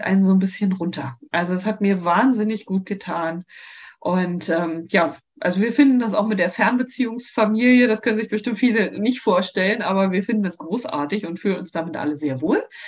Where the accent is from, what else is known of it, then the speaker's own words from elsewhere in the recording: Frankfurt, Germany; also born or lived in Berlin / Southern Denmark; now in Denmark; Das ist zwar meine Heimatstadt